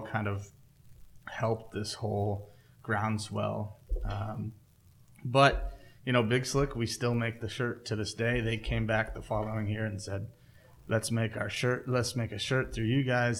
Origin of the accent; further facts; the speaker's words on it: Kansas City, United States; also born or lived in Lawrence, Kansas; I grew up in Kansas City, but I was living in Lawrence